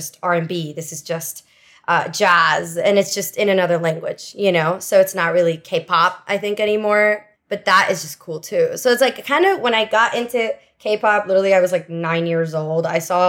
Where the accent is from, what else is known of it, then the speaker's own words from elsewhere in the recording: Miami, Florida, United States; also born or lived in Venezuela; My whole family's Cuban, but since I left Cuba, I was born in Venezuela. Oh. And then I came to Miami when I was 6 years old, which is basically Havana 2.0.